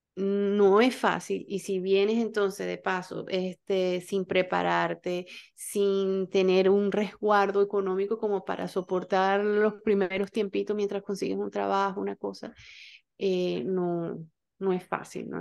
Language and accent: Spanish; Venezuela; moved away; como venezolanos